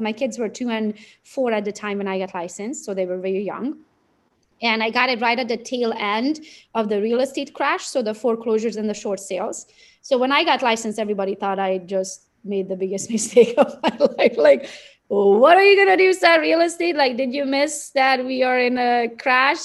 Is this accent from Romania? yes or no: yes; Transylvania, Romania; moved away as an adult; now in United States; I was born and raised in Romania, Transylvania